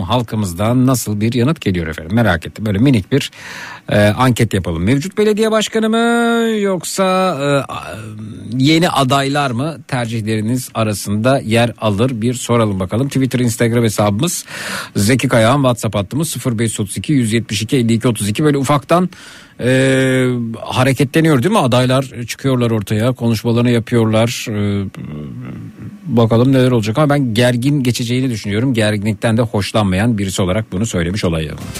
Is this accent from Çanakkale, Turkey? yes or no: no; Şile, Istanbul, Turkey; bir Şileli olarak